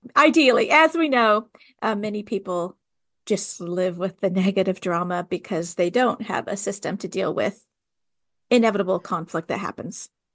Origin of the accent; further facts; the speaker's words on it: California, United States; also born or lived in the South (US); now in the South, United States; I'm from California